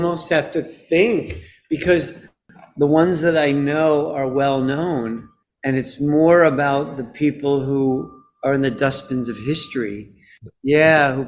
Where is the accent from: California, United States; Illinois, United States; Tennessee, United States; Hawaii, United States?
Illinois, United States; Chicago; moved away; also born or lived in London; my hometown Chicago